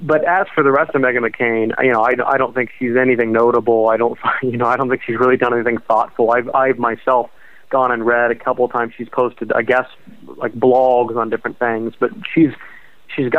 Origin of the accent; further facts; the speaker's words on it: Ohio, United States; I'm from Ohio